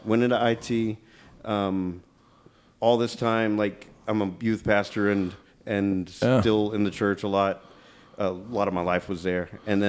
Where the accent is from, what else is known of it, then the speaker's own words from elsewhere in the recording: Kennefic, Texas, United States; I grew up in a weird kind of family. So I was in the River Bottom growing up in Kennefic. Mm. My dad is half Chinese, and he grew up in Dayton, Texas.